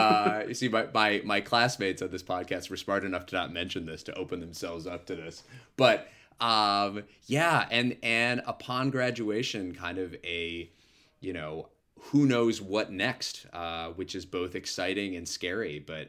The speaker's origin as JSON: {"language": "English", "town": "New York City", "region": "New York", "country": "United States", "said": "So playing in New York as a New Yorker on my birthday, I think is going to feel really fun."}